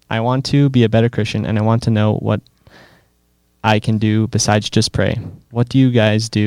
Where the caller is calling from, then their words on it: Paris, Île-de-France, France; English is a second language; Hi guys, I love the podcast. I'm listening from Paris, France.